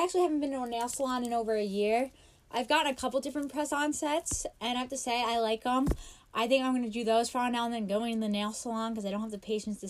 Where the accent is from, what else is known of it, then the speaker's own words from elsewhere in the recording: New York, United States; I'm from New York